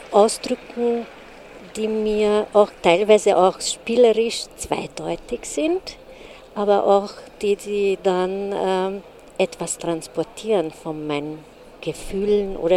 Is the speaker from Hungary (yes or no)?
yes; Hungary; German is a second language; now in Austria; Ich komme aus Ungarn.